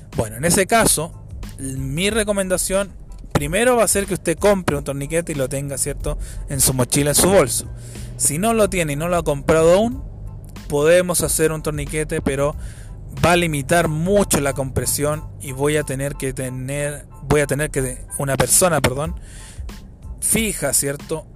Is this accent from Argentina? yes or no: no; Chile; acá en mi país, en Chile